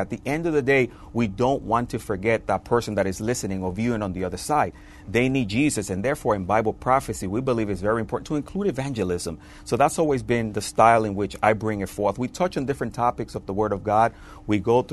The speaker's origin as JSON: {"language": "English", "country": "Dominican Republic", "moved": "yes", "said": "I'm originally from the Dominican Republic."}